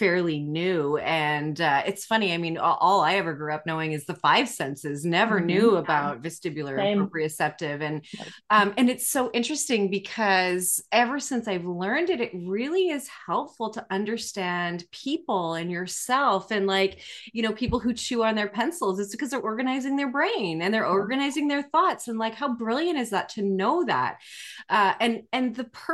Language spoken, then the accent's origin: English; Canada; as a Canadian, I say sorry a lot